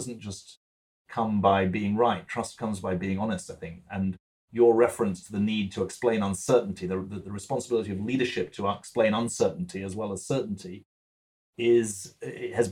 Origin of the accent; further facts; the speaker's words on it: United Kingdom; moved away as an adult; also born or lived in Boston, United States; now in United States; as a British 12-year-old